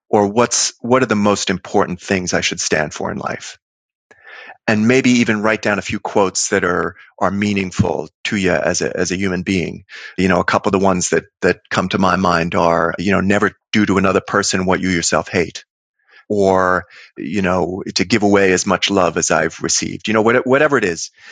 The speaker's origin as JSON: {"language": "English", "town": "New York City", "region": "New York", "country": "United States", "tie": "born or raised there"}